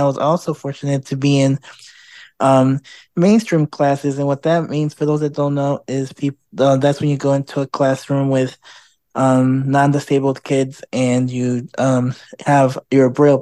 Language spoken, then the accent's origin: English; Chicago, Illinois, United States; now in Houston, United States; I'm originally from Chicago